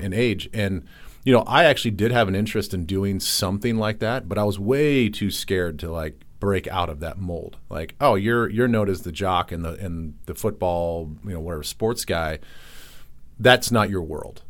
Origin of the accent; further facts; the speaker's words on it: Southern Iowa, United States; now in Minneapolis, United States; growing up in Iowa, Southern Iowa, for half of my life